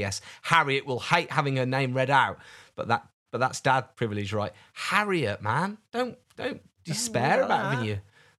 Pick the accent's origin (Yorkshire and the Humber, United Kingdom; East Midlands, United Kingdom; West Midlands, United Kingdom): West Midlands, United Kingdom; Kenilworth; now in Alps; I'm a Midlander from Kenilworth. My life revolves around skiing and the snow, and I'm out living in the Alps and love your chats.